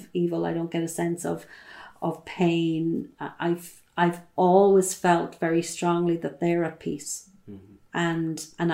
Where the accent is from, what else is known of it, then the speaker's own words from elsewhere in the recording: Ballinkillen, Ireland; And I'm from Ballinkillen. I grew up in Ballinkillen